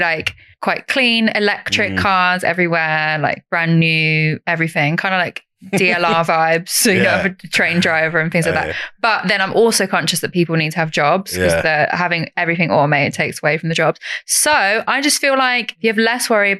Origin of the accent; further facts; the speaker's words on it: East Anglia, East of England, United Kingdom; I'm from East Anglia, so, like, Norwich is my nearest city.